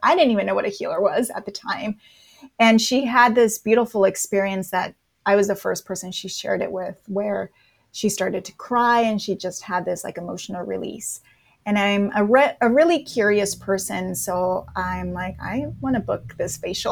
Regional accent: Napa, California, United States; moved away as an adult; now in Los Angeles, United States; So I'm in Los Angeles and I grew up in Napa, California

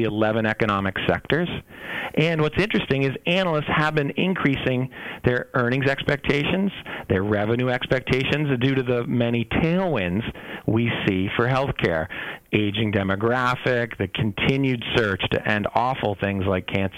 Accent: Boston, Massachusetts, United States; I'm from Boston

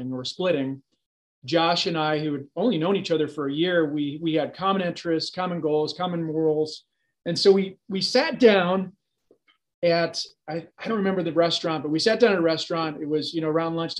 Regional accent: St. Louis, Missouri, United States; So I grew up here in St. Louis, grew up specifically in Baldwin. Homegrown here and educated here in St. Louis as well

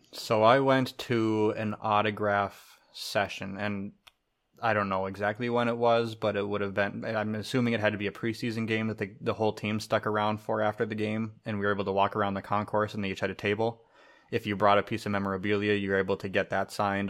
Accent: Minnesota, United States; growing up in Minnesota

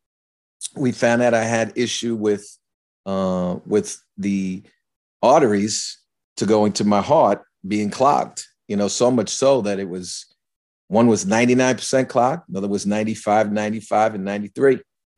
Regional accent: New York, United States; So I knew as a New Yorker, you know, if you get in a hospital room and operation in 2 days, it's serious.

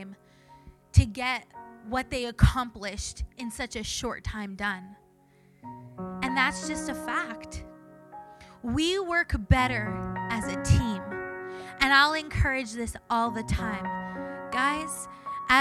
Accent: Canada; I'm Canadian.

